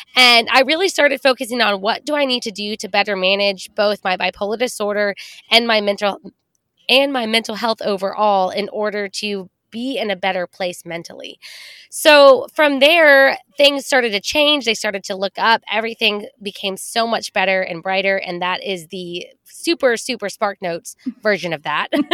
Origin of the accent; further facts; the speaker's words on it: Texas, United States; growing up in Texas, where women are supposed to be polite and quiet and not make a scene